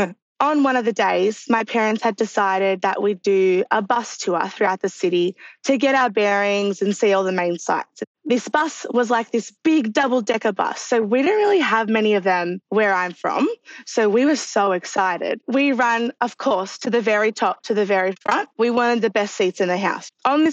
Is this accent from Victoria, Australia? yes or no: yes; Melbourne, Victoria, Australia; I'm from Melbourne, Australia.